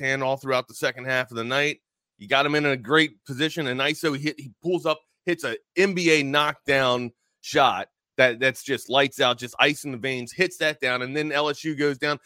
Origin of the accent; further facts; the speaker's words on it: United States; I was born here, but apparently my lineage is from Norway